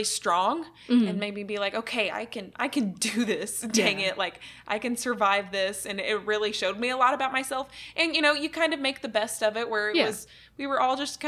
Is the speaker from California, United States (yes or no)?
no; Arkansas, United States; moved away as an adult; also born or lived in Pratt, Kansas; I'm originally from Arkansas, and so literally graduated 2016, moved to Kansas, moved to Pratt, Kansas, and started this job